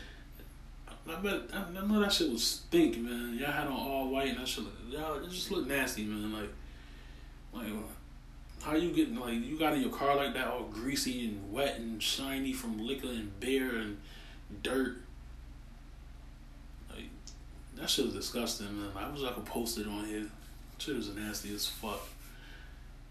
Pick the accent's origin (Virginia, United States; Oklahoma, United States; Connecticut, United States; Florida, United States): Connecticut, United States; Hartford; I'm from Hartford, Connecticut